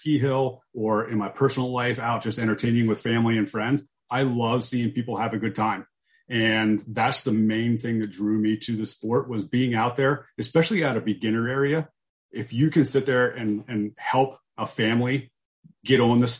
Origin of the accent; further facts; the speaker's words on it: Camp Hill, Pennsylvania, United States; also born or lived in Kutztown, Pennsylvania; I grew up in Camp Hill, Pennsylvania, which is in the south central part of the state, right outside of the capital of Harrisburg